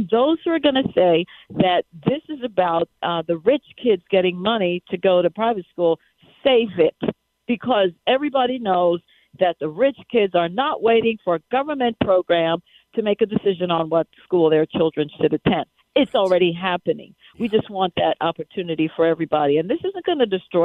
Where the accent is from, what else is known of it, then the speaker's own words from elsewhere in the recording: New York, United States; moved away; I'm a New Yorker. I was raised in New York.